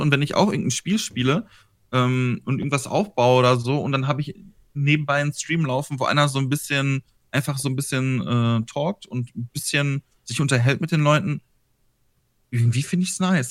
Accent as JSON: {"language": "German", "area": "Ruhr area", "region": "North Rhine-Westphalia", "country": "Germany", "said": "Aus dem, aus dem Ruhrgebiet. Also ganz grob mitten aus dem Ruhrgebiet"}